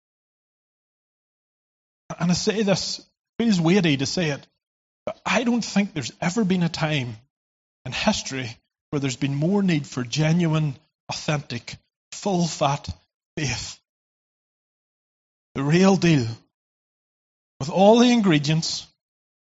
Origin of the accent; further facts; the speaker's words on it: Ireland; I come from Ireland